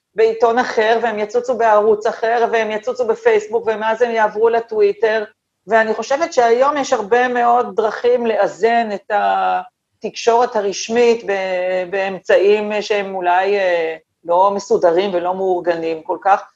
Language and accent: Hebrew; Tel Aviv, Tel Aviv District, Israel; שני הוריי גדי, ילידי תל אביב, אני מחזיקה את עצמי בעיני עצמי דור שלישי לתל